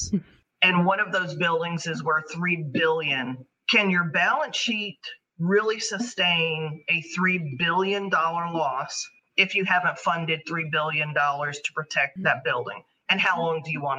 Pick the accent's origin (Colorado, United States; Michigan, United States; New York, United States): New York, United States; New York City; This is my hometown. I have family that work in Lower Manhattan